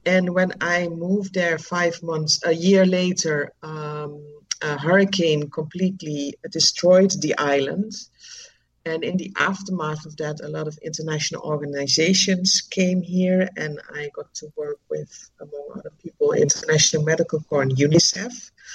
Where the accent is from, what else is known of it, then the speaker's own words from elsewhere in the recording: Netherlands; moved away as an adult; now in Dominica; I'm originally from the Netherlands and I knew I didn't want to continue living there